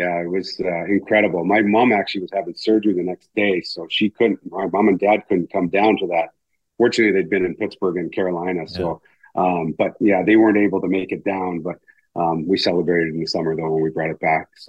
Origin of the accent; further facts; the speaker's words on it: Kamloops, British Columbia, Canada; growing up in BC, growing up in Kamloops